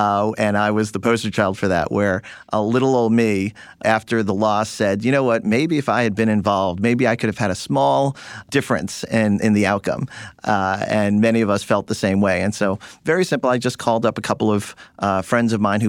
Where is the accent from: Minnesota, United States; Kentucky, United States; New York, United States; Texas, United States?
New York, United States; Long Island; I was born and bred in Long Island, New York, to a doctor's family.